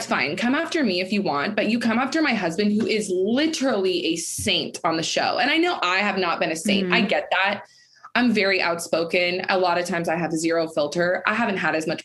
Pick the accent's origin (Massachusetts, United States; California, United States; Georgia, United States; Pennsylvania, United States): California, United States; Folsom; I'm from Folsom. It's like a really small town